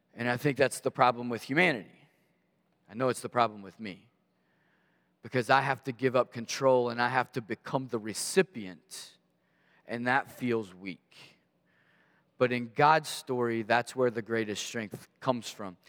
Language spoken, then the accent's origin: English; Maysville, Kentucky, United States; I grew up in Maysville, Kentucky